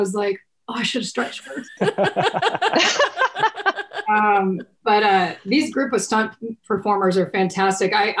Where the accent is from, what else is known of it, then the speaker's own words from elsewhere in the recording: Texas, United States; I'm from Texas